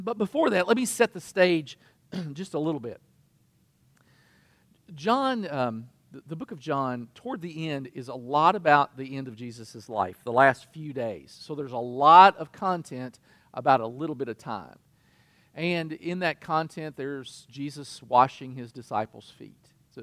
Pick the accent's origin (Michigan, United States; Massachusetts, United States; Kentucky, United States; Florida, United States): Kentucky, United States; I'm from Kentucky